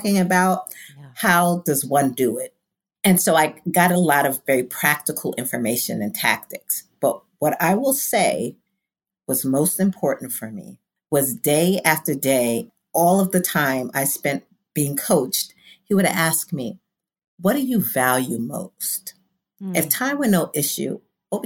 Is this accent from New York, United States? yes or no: yes; New York City, New York, United States; I am from Brooklyn, humble beginnings, Bedford-Stuyvesant